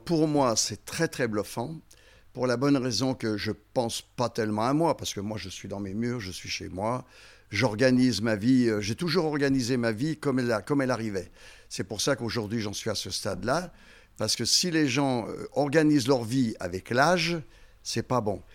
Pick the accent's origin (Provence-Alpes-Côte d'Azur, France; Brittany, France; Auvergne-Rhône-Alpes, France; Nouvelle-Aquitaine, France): Auvergne-Rhône-Alpes, France; Haute-Savoie; also born or lived in Lyon; je suis en Haute-Savoie depuis l'âge de, 6 ans.